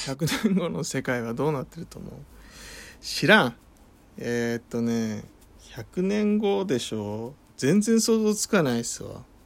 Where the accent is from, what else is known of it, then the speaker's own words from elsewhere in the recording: Kanto, Japan; 僕はあの関東生まれなので。で関東育ち